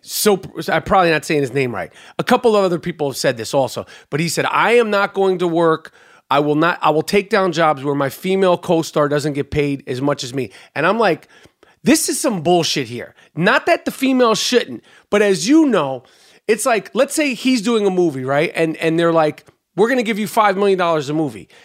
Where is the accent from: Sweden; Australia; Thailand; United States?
United States; New York City, New York; I'm from Brooklyn